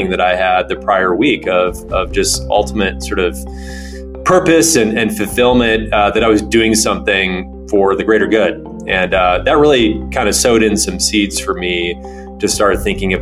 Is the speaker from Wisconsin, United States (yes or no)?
no; Rochester Hills, Michigan, United States; Grew up in Rochester Hills, about 45 minutes north of Detroit.